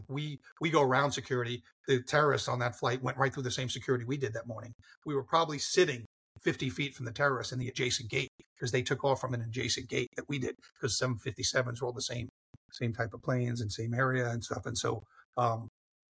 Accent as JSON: {"language": "English", "town": "New York City", "region": "New York", "country": "United States", "tie": "born or raised there", "also_born_or_lived": "Los Angeles", "moved": "as an adult", "said": "as a New Yorker"}